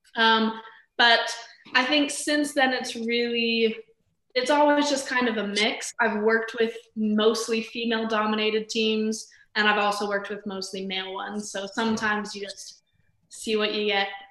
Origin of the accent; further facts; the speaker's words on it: Las Vegas, Nevada, United States; I'm from Las Vegas, Nevada